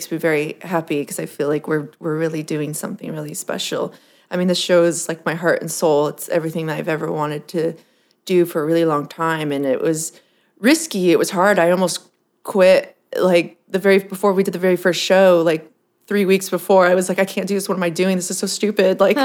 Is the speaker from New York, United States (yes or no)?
no; Southern California, United States; also born or lived in San Diego / Fullerton; now in Los Angeles, United States; I'm from Southern California, actually.